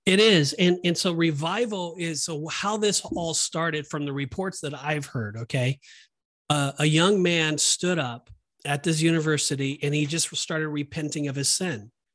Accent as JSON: {"language": "English", "region": "Southern California", "country": "United States", "tie": "born or raised there", "said": "when I grew up in Southern California, um, that was our home church"}